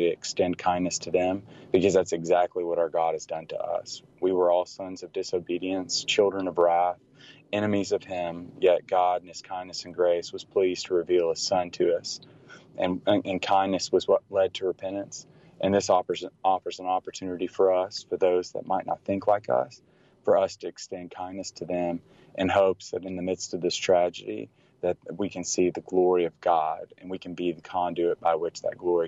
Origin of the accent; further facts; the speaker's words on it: Tennessee, United States; now in Dallas, United States; I grew up in Tennessee